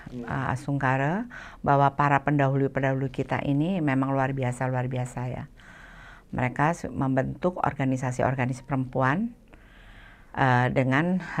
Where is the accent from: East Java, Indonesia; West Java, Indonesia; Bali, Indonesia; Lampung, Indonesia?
Bali, Indonesia; now in Jakarta, Indonesia; kami kan ya kami saya orang Bali